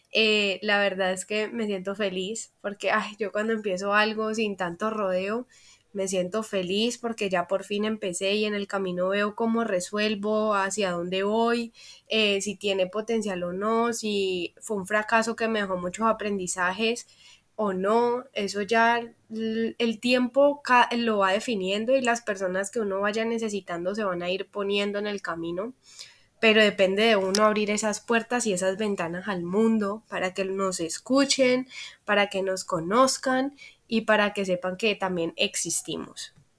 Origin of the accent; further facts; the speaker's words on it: Cali, Valle del Cauca, Colombia; soy caleña, colombiana, a mucho orgullo